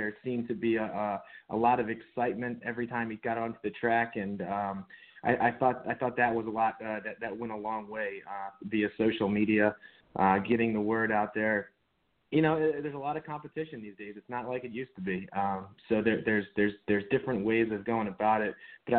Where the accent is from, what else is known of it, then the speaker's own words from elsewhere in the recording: Annapolis, Maryland, United States; I grew up in the Annapolis area